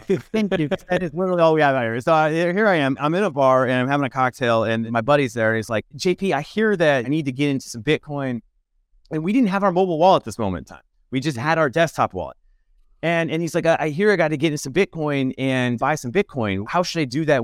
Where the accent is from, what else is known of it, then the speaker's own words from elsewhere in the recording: Nebraska, United States; maybe I'm from Nebraska